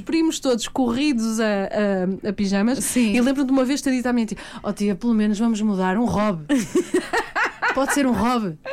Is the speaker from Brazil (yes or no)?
no; the North, Norte, Portugal; eu sou do Norte